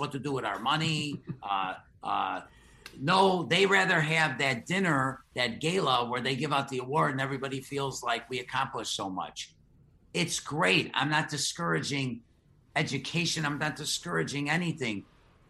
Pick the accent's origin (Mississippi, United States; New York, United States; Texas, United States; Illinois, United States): Illinois, United States; Chicago; I'm born and raised Chicago